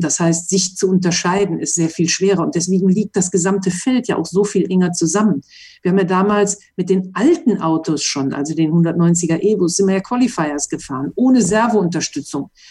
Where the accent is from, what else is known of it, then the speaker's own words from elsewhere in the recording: Mönchengladbach, North Rhine-Westphalia, Germany; moved away as an adult; now in Monaco; Ich bin also in Mönchengladbach-Reit in der Autowerkstatt aufgewachsen